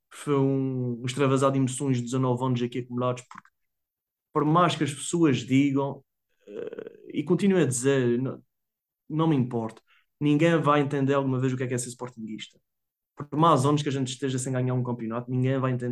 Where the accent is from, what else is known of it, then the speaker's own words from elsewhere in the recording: Portugal; há que haver militância da mesma maneira que nós, como portugueses.